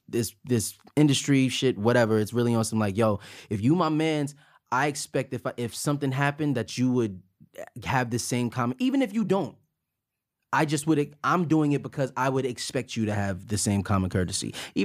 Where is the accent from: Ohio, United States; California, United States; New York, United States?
New York, United States; Buffalo; I'm from Buffalo.